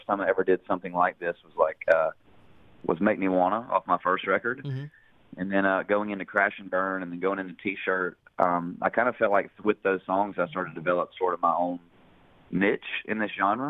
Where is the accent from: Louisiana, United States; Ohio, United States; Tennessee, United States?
Tennessee, United States; Hendersonville; growing up in Hendersonville